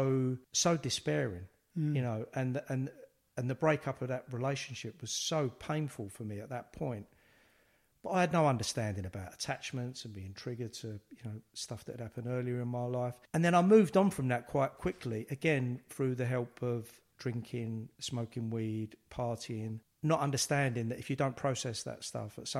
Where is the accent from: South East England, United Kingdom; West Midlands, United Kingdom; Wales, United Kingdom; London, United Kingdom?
London, United Kingdom; growing up in the East End